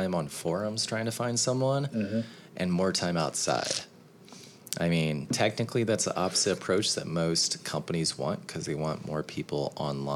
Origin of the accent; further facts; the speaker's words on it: Kansas City, United States; moved away as an adult; also born or lived in New York; I had been living in New York for about 3 years and was moving back to my hometown in Kansas City